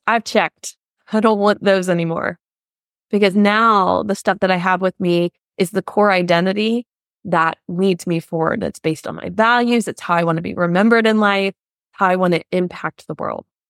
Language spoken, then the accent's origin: English; United States; now in Germany